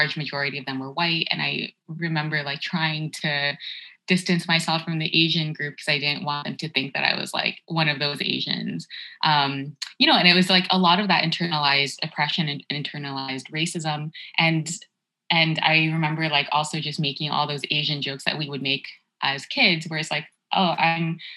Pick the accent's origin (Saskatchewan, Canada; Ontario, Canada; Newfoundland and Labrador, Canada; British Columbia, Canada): Ontario, Canada; Toronto; also born or lived in Markham, Ontario; until I was 12 years old, I grew up in Scarborough. And then we moved to Markham, which is like the suburb of Toronto